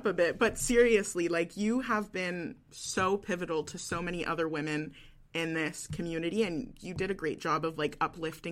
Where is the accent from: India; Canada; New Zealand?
Canada; West Coast; moved away as an adult; now in Halifax, Canada; I'm originally from the West Coast